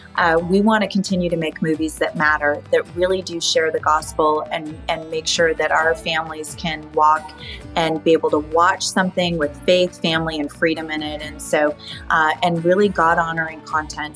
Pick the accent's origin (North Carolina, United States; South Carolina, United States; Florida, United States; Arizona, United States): Arizona, United States; moved away; I loved going back to my hometown